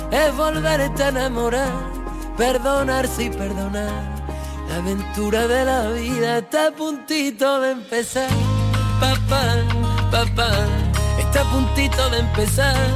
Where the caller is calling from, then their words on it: Fuengirola, Andalusia, Spain; de Fuengirola.